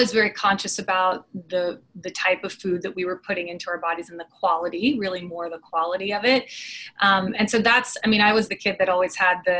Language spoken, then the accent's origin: English; Austin, Texas, United States; moved away as an adult; now in Dallas, United States; I grew up in Austin, and I grew up going to the hike and bike trail